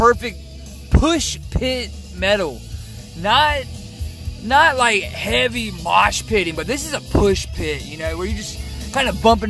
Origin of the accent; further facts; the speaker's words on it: New Jersey, United States; I'm from New Jersey.